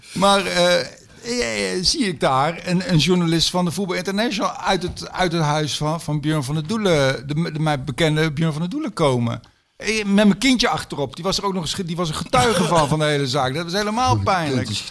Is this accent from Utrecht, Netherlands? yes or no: no; Zijtaart, North Brabant, Netherlands; also born or lived in Oegstgeest, South Holland; Ik ben geboren in Oesgeest in Zuid-Holland. Oh, ja. En toen kwam ik, toen ik ja, eh, op de lagere school, eerste klas lagere school, nee, tweede klas lagere school, zo, toen kwam ik in Zijtaart, klein dorpje